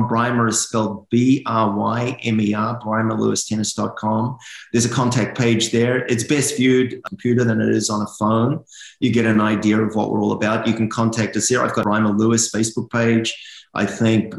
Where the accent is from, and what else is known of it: New Zealand; now in Southern California, United States